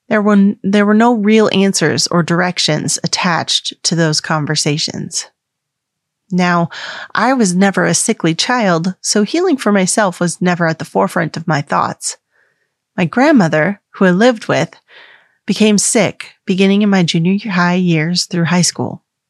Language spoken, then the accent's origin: English; the Bible Belt, United States; I grew up Catholic in the Bible Belt of the United States.